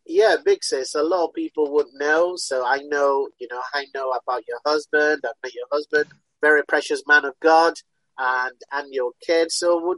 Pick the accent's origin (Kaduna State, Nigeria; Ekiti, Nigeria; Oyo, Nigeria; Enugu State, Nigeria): Oyo, Nigeria; Ibadan; moved away; also born or lived in United Kingdom; although I was born in the UK, but I was brought up in Nigeria with my big sis.